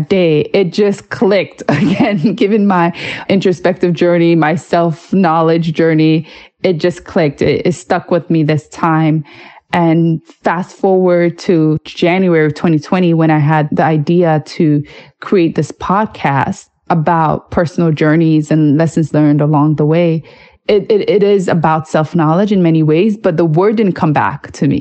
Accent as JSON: {"language": "English", "town": "New York City", "region": "New York", "country": "United States", "tie": "born or raised there", "said": "growing up in New York City"}